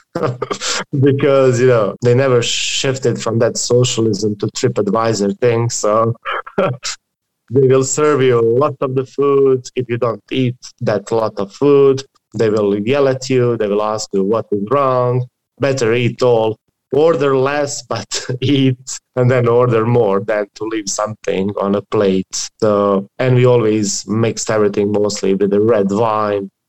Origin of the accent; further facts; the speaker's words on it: Dubrovnik, Dubrovnik-Neretva County, Croatia; I come from Croatia